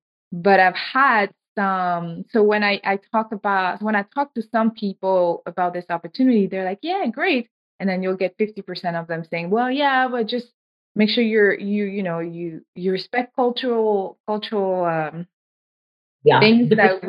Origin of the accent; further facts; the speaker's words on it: Senegal; moved away; I'm originally from West Africa, Senegal